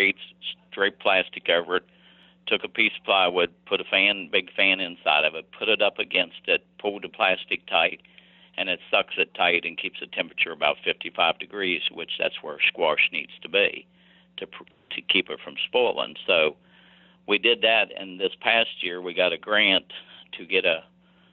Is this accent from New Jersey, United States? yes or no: no; West Virginia, United States; I returned to my hometown and worked some local businesses